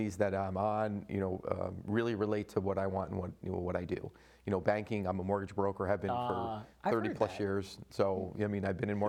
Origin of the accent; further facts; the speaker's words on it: Clinton, Connecticut, United States; I love my hometown and love Clinton.